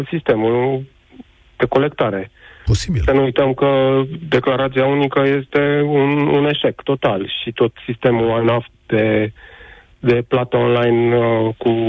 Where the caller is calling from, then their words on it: Sibiu, Sibiu County, Romania; din Sibiu, am 40 de ani, sunt ITist.